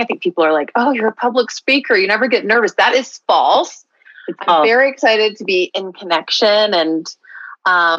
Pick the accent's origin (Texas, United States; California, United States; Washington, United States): Texas, United States; Houston; moved away as an adult; also born or lived in Bloomington, Indiana / Venice, Los Angeles; now in Colorado, United States; growing up in Houston